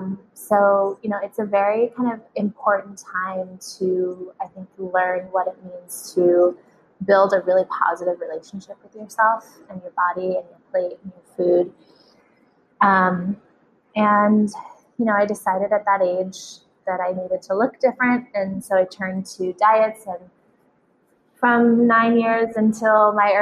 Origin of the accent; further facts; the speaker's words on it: Sedona, Arizona, United States; We grew up in Sedona, Arizona